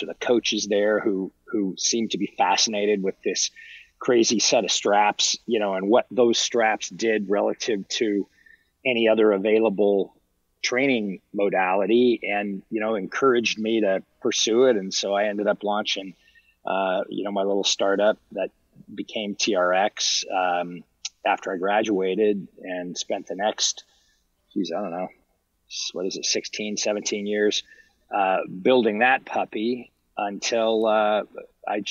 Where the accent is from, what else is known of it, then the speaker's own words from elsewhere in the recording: Huntington Beach, California, United States; moved away as an adult; also born or lived in Los Angeles / Washington, D.C.; I grew up in Southern California. I grew up in Huntington Beach and Newport Beach